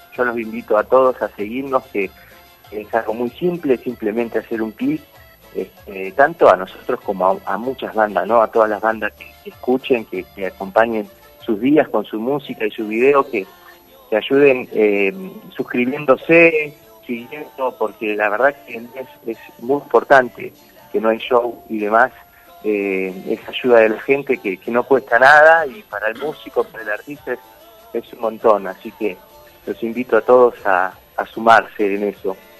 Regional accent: Santa Fe, Argentina; moved away as an adult; now in Buenos Aires, Argentina; Yo soy de Santa Fe

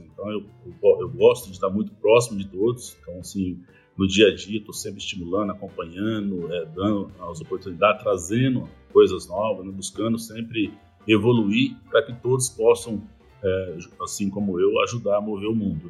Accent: Populina, São Paulo, Brazil; moved away; also born or lived in Fernandópolis / São José do Rio Preto / Belo Horizonte; eu, eu, sou de, de Populina, interior de São Paulo

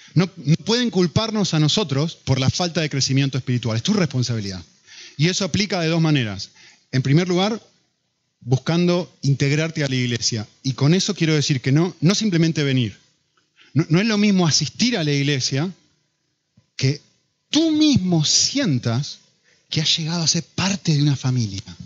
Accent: Argentina; now in Madrid, Spain; Yo como argentino

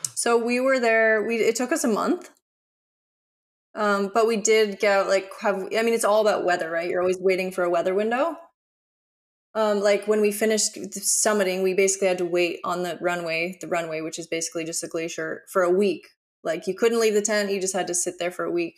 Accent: Aspen, Colorado, United States; moved away as an adult; now in Byron Bay, Australia; to have grown up in Aspen.

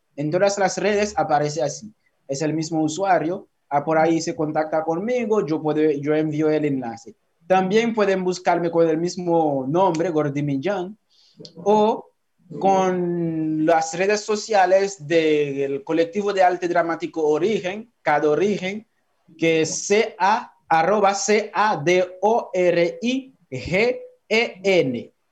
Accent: Haiti; moved away as an adult; now in Dominican Republic; mi país

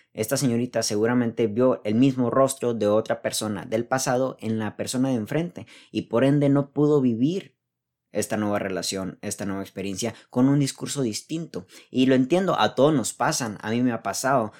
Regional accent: Mexico; soy, soy mexicano, así dice la geografía

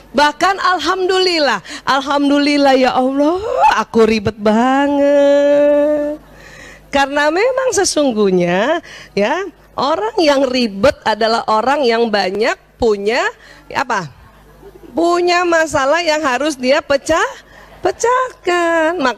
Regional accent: South Sulawesi, Indonesia; Waduh, saya orang Bugis tiba-tiba disuruh masak rendang Padang.

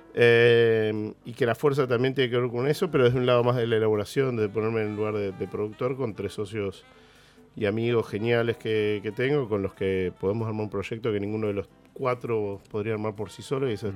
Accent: Argentina; nuestra identidad como argentinos

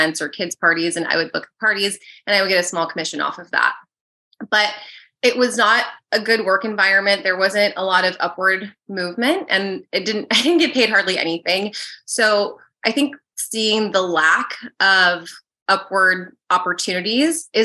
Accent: Arizona, United States; moved away as an adult; also born or lived in New York; now in California, United States; I grew up mostly in Arizona

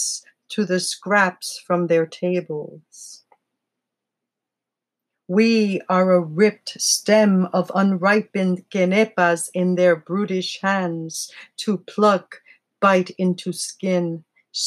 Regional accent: New York City, New York, United States; I'm from the Bronx.

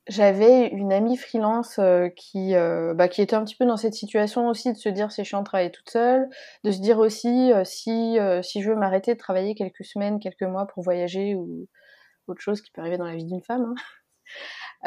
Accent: Lyon, Auvergne-Rhône-Alpes, France; moved away as an adult; also born or lived in Paris; j'en ai profité pour redescendre euh, plutôt dans ma région natale, à Lyon

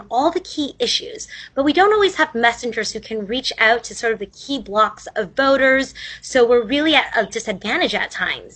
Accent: Central Valley, California, United States; I grew up here in Central Valley in California.

